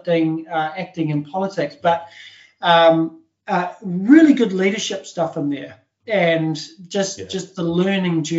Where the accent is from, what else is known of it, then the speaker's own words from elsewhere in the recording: New Zealand; I am very proud to be a Kiwi